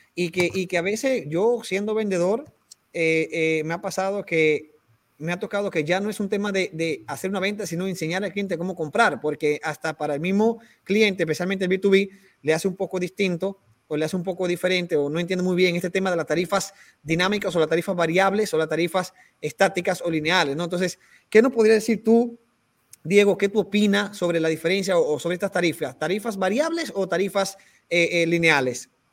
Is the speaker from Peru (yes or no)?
yes; Peru; como decimos aquí en Perú